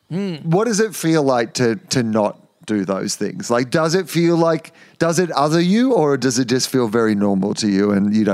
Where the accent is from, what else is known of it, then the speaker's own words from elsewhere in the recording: Australia; But growing up in Australia, 90% of the population lives on the coast, and you know, it was just part of the Australian identity to grow up and to swim.